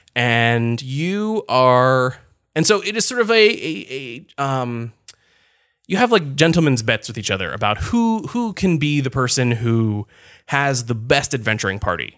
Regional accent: Connecticut, United States; I grew up in Connecticut.

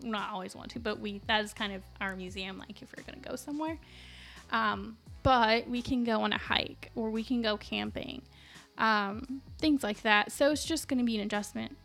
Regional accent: Las Cruces, New Mexico, United States; now in Chicago, United States; my hometown of Las Cruces, New Mexico

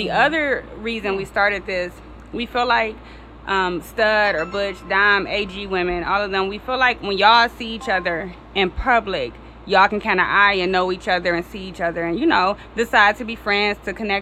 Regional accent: Detroit, Michigan, United States; also born or lived in Kansas City; I am from Detroit, born and raised

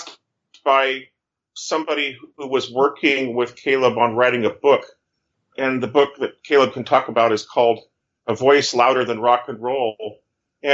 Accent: Fresno, California, United States; moved away as an adult; I was born and raised in Fresno, California

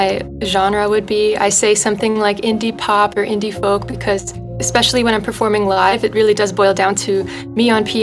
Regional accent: the Poconos, Pennsylvania, United States; moved away; I grew up in the Poconos, Pennsylvania, and I'm back here now ever since the pandemic

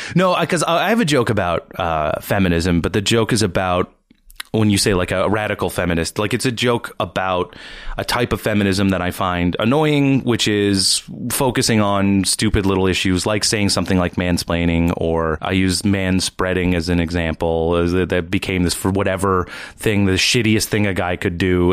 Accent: East Coast, Canada; now in Toronto, Canada; I'm from the East Coast

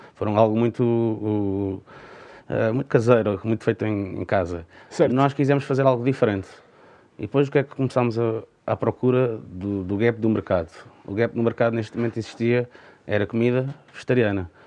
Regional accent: Parede, Lisbon, Portugal; isto é a minha terra, é a terra que eu mais amo

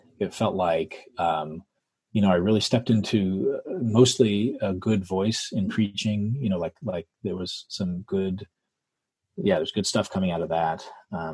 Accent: West Coast, United States; also born or lived in Jacksonville, Florida; I'm from the West Coast

